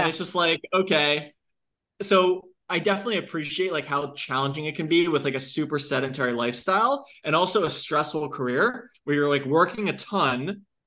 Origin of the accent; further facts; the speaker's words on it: Long Island, New York, United States; I'm from Long Island